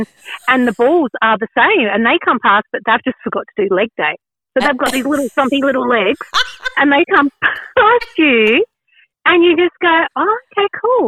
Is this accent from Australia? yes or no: yes; South Australia, Australia; accent: South Australian; So I'm South Australian, so South Australians talk a little bit different, and apparently I can't roll my L's.